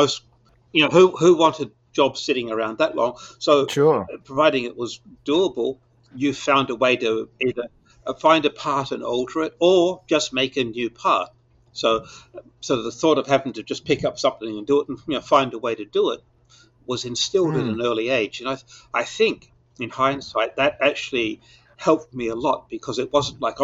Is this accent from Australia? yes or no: yes; Perth, Western Australia, Australia; I was born in Perth in Western Australia, 1949, which was not only last century, it was last millennium. and Perth was definitely stuck in last millennium. And I've went to school there